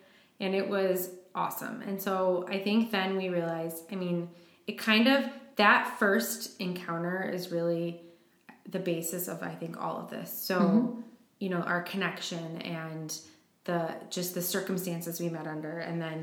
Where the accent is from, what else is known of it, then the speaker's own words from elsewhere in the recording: Michigan, United States; moved away as an adult; now in Milwaukee, United States; I'm not really from Wisconsin. I'm from Michigan, but it's all the Midwest